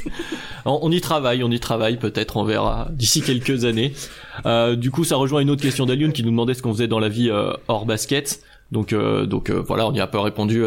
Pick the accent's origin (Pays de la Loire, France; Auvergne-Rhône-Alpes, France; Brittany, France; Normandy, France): Auvergne-Rhône-Alpes, France; Lyon; now in Annecy, France; je vis actuellement à Annecy. Euh, je suis de Lyon à la base